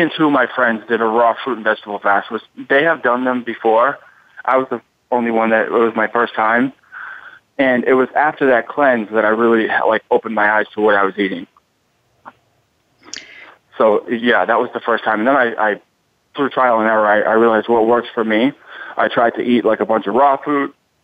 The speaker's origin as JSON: {"language": "English", "town": "Boston", "region": "Massachusetts", "country": "United States", "also_born_or_lived": "Miami", "moved": "yes", "said": "I'm in Miami now, but I'm from Boston"}